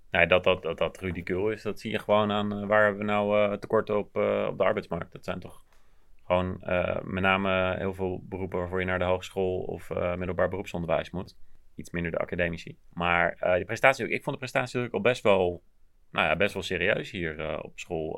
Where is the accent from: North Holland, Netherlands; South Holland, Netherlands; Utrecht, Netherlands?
Utrecht, Netherlands; Maarssen; also born or lived in Groenekan; ik kwam uit Maarsje, maar vlak voordat ik naar de middelbare school ging zijn we verhuisd naar Groene Kant.